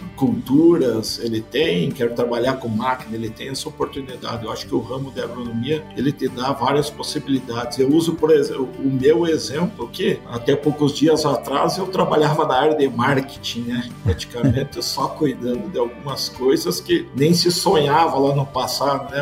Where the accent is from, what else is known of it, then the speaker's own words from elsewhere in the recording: Passo Fundo, Rio Grande do Sul, Brazil; moved away as an adult; now in São Paulo, Brazil; Eu sou formado, eu sou nascido então na cidade de Passo Fundo. Fui criado